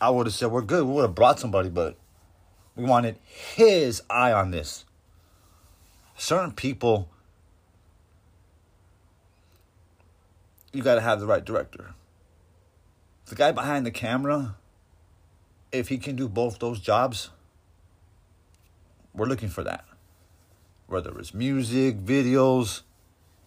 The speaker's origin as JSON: {"language": "English", "town": "Coachella", "region": "California", "country": "United States", "said": "I'm from Coachella"}